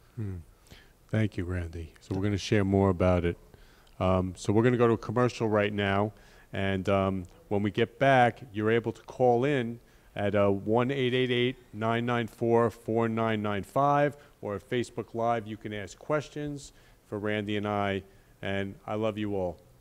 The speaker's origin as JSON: {"language": "English", "town": "Great Neck", "region": "New York", "country": "United States", "tie": "born or raised there", "moved": "yes", "lives_now": "Florida, United States", "said": "When I was a kid growing up in Great Neck, Long Island"}